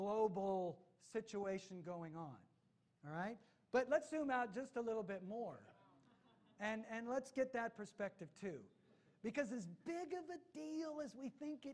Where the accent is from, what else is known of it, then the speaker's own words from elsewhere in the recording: United States; I am an American